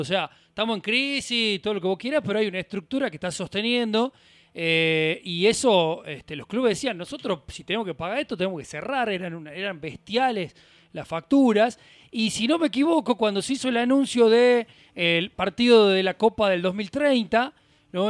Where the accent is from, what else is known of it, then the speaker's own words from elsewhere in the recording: Argentina; somos, somos argentinos